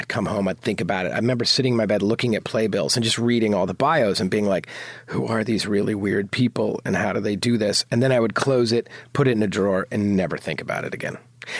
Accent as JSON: {"language": "English", "town": "New Providence", "region": "New Jersey", "country": "United States", "tie": "born or raised there", "said": "New Providence, New Jersey. It's actually where Win Win is set."}